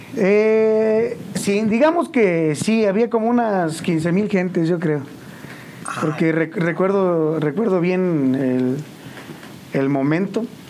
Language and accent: Spanish; San Juan del Río, Querétaro, Mexico; yo soy originario de El Rosario, San Juan del Río. Eh, pues ahí toda mi vida, desde chiquillo. hasta la fecha